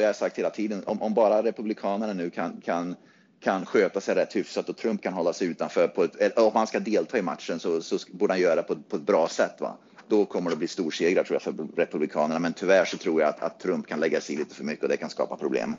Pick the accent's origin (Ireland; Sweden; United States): United States; som amerikan